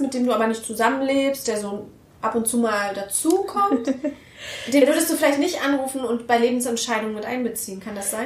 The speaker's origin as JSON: {"language": "German", "region": "Berlin", "country": "Germany", "said": "ich bin aus Berlin"}